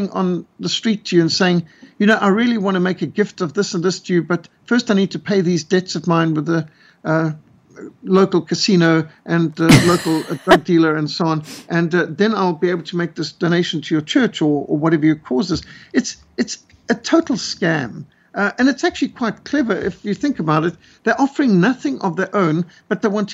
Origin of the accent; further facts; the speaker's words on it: Zimbabwe; moved away; I used to live in Rhodesia. I was brought up in Rhodesia